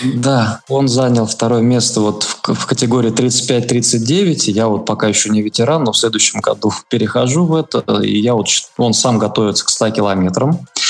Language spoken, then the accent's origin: Russian; Lipetsk Oblast, Russia; moved away as an adult; also born or lived in Saint Petersburg; я родом из Липецкой области